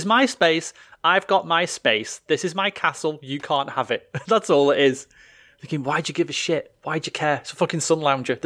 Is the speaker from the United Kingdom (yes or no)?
yes; United Kingdom; we're British.